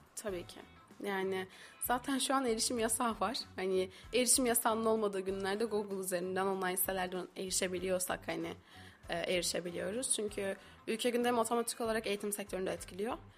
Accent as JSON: {"language": "Turkish", "region": "İzmir", "country": "Turkey", "moved": "as an adult", "lives_now": "Kayseri, Turkey"}